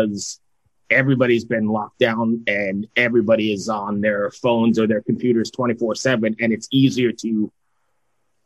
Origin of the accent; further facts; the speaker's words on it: New York, United States; walking to a little local record store in my little town in New York